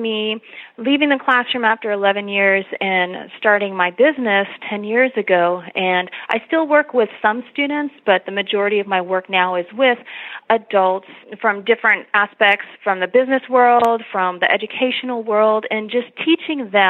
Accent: Los Angeles, California, United States; moved away as an adult; also born or lived in Texas; now in San Antonio, United States; I was born and raised in Los Angeles

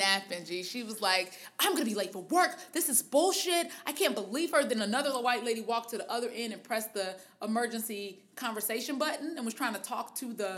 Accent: Harvey, Illinois, United States; I'm from Harvey, which anybody that knows about anything in the Chicagoland area, or the surrounding neighborhoods know that Harvey is a suburb.

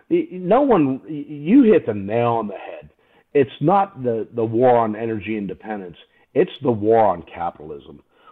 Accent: Deep South, United States; now in Pittsburgh, United States; You know, I grew up in the Deep South before I moved to Pittsburgh.

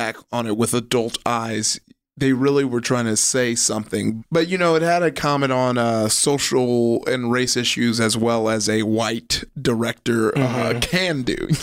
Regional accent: Compton, California, United States; also born or lived in Downey, California; I grew up in Compton. And then I moved to Downey when I was in like, I started going to school in Downey in eighth grade, but I didn't move to Downey till like 10th grade

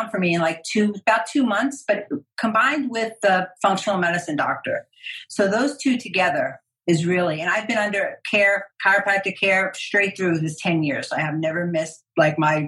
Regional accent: New York, United States; I'm Italian, I'm from New York.

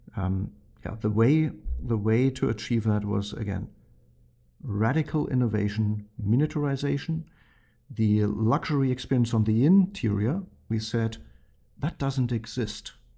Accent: Germany; moved away; growing up in Germany

